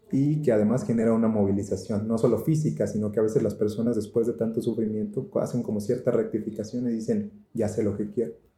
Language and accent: Spanish; Tamaulipas, Mexico; yo soy de Tamaulipas